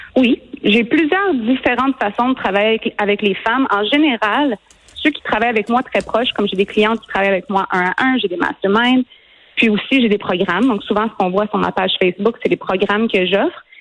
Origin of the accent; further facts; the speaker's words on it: Quebec, Canada; Moi, je suis québécoise